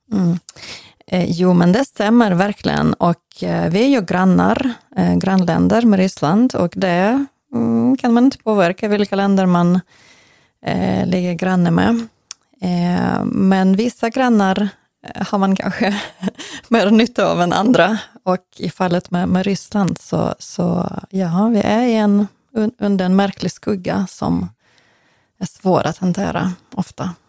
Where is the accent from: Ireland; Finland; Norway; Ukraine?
Ukraine; Western Ukraine; Swedish is a second language; now in Sweden; från västra Ukraina, från samma län där jag kommer ifrån